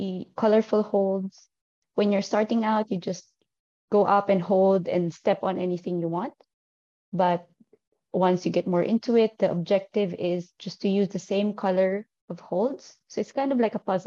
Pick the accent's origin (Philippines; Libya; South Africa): Philippines; northern Philippines; moved away as an adult; also born or lived in Manila; now in Dubai, United Arab Emirates; I'm originally from the Philippines, and I started climbing there, but I'm currently based in Dubai. I moved here in 2018.